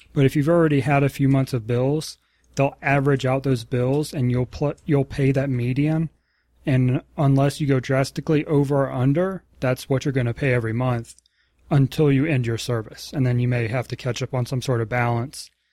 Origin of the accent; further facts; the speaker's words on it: the South, United States; moved away; also born or lived in Virginia; growing up in the South